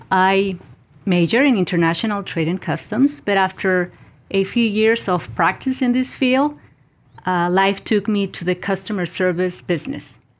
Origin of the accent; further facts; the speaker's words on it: Mexico; moved away; I was born and raised in Mexico.